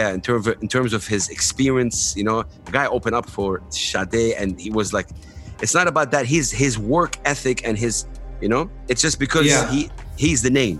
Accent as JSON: {"language": "English", "country": "Saudi Arabia", "tie": "born or raised there", "said": "I grew up in Saudi, I'm here, I speak English, it's so confusing."}